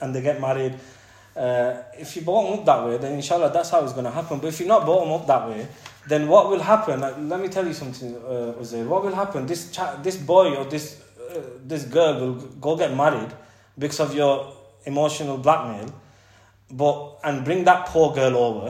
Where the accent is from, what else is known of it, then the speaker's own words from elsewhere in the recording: England, United Kingdom; we're British, end of the day, we're British, and we've been brought up in England.